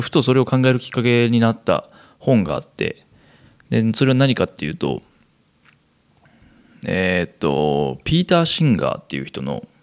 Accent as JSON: {"language": "Japanese", "region": "Kansai", "country": "Japan", "tie": "born or raised there", "said": "生まれも育ちも関西という生粋の関西人私"}